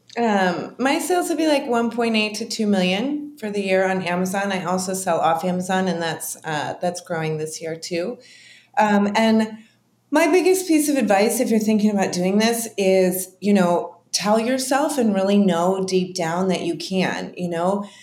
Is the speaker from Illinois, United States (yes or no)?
yes; Chicago, Illinois, United States; moved away as an adult; I'm from Chicago